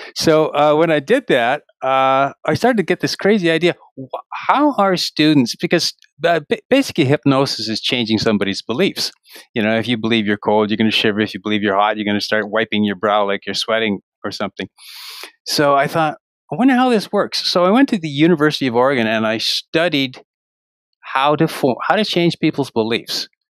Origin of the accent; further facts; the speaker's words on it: Canada; moved away as an adult; now in Ashland, United States; I'm from Canada. I did most of my public school teaching up in Canada